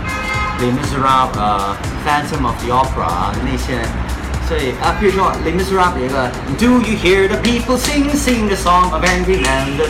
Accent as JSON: {"language": "Chinese", "country": "Hong Kong", "accent": "Hong Kong-accented Mandarin", "second_language": "Chinese"}